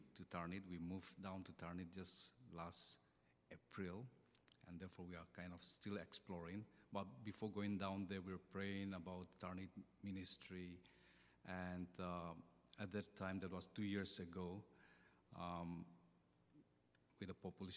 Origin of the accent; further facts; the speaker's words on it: Nagaland, India; moved away as an adult; also born or lived in Chennai, India; now in Melbourne, Australia; I'm from Nagaland, which is in the northeastern part of India